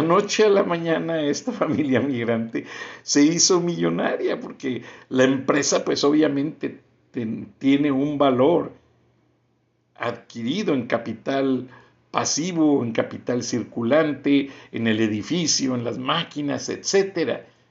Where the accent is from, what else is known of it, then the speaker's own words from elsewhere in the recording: Bajío, Mexico; yo crecí en el Bajío, una comunidad que en los 60s y 70s se hizo completamente migrante